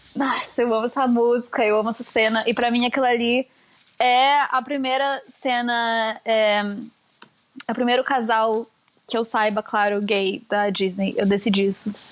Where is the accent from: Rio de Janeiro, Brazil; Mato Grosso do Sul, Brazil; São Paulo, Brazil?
São Paulo, Brazil; also born or lived in Curitiba, Paraná, Brazil; eu nasci em Curitiba e vim para São Paulo